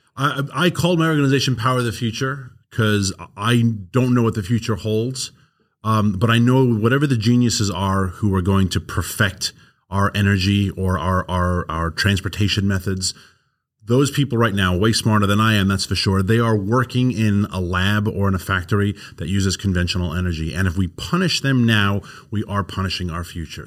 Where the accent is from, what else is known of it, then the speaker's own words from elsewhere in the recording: New York City, New York, United States; accent: New York; moved away; Queens, where I grew up, is eighty thousand acres